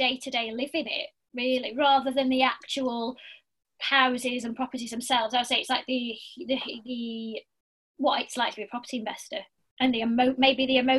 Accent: Blackpool, North West England, United Kingdom; I'm from Blackpool, but I've lived everywhere.

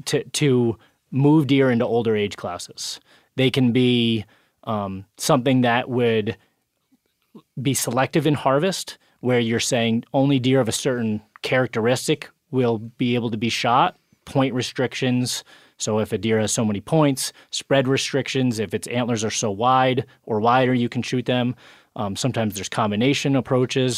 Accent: New York, United States; In my home state, New York

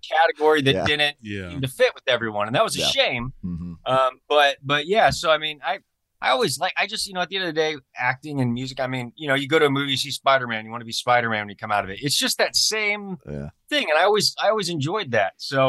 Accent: Taylorville, Illinois, United States; born there; also born or lived in Springfield; So I was adopted from Springfield or mm-hmm. Taylorville, Illinois. One of the two.

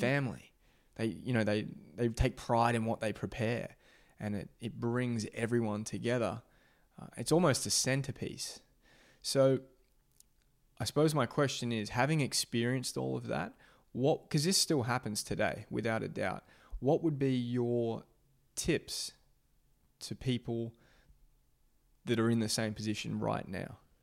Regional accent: Australia; I'm from Australia

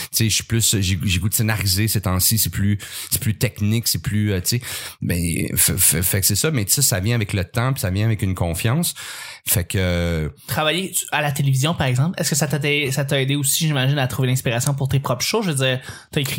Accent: Montreal, Quebec, Canada; j'étais un petit euh, j'ai grandi pas, mal en ville. Oui. Je suis né à Montréal

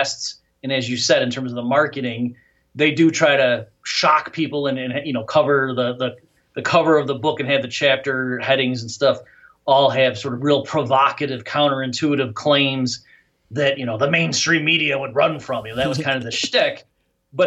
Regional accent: upstate New York, United States; accent: Midwest, Great Lakes; moved away; also born or lived in Michigan / Nashville, Tennessee; I'm from upstate New York

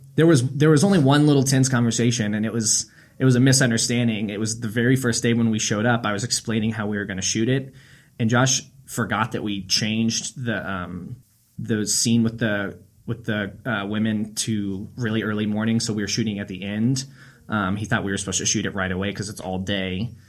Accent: Lincoln, Nebraska, United States; I'm from Lincoln.

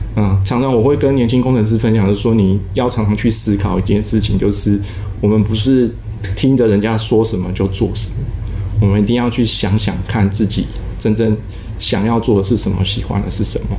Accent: Taiwan; 我就是一个土生土长的台湾人嘛，可能在台湾念完国中、高中、大学，哦，那研究所，哦，都是念成大，所以原本上都是在国内

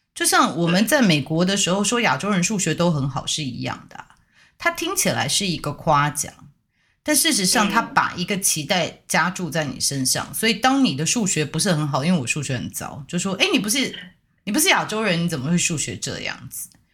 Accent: Taiwan; 我们台湾人

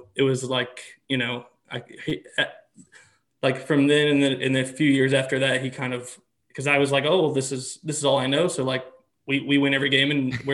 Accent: Little Rock, Arkansas, United States; I'm born and raised in Little Rock though. I've always lived here

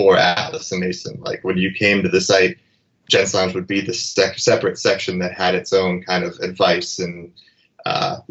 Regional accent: Erie, Pennsylvania, United States; moved away as an adult; also born or lived in Los Angeles / New York; a small town kid from Erie

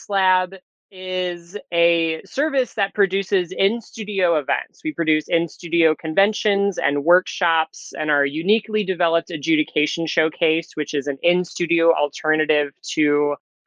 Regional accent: just outside of Detroit, Michigan, United States; moved away as an adult; now in New York City, United States; I grew up just outside of Detroit, Michigan

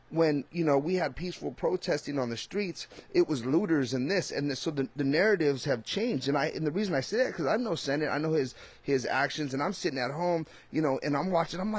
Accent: California, United States; I'm from Cali

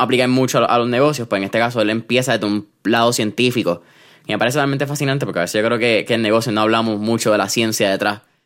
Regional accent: Puerto Rico

